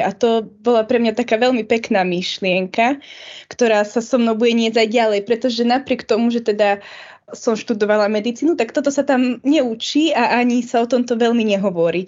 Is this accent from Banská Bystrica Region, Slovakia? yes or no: yes; Nová Baňa, Banská Bystrica Region, Slovakia; also born or lived in Bratislava; ja som z Novej Bani